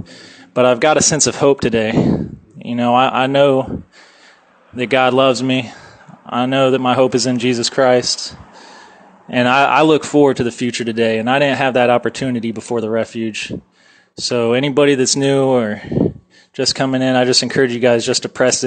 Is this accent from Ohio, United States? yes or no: yes; Lancaster, Ohio, United States; I am from Lancaster, Ohio